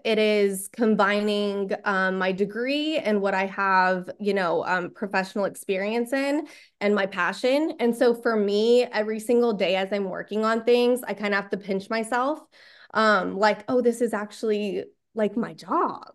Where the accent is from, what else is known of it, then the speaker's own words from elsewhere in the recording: Texas, United States; born and raised in Texas